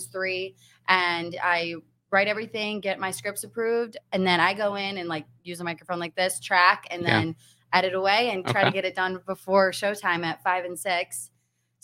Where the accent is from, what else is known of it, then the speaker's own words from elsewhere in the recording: Detroit area, Michigan, United States; moved away as an adult; now in Youngstown, United States; So I am from the Detroit area.